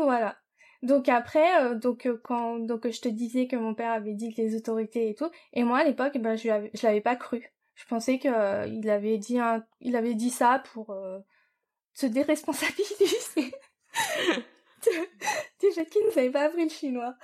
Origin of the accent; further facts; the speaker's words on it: France; moved away as an adult; also born or lived in New York, United States / Japan; je suis française. Euh, enfin, l'école où j'étais, c'était en France